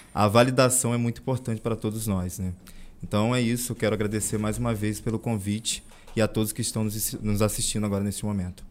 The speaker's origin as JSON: {"language": "Portuguese", "town": "Santa Luzia", "country": "Brazil", "tie": "born or raised there", "said": "Jamais eu vou negar a minha origem, né? Que foi Sim. ali onde eu criei, eu me criei"}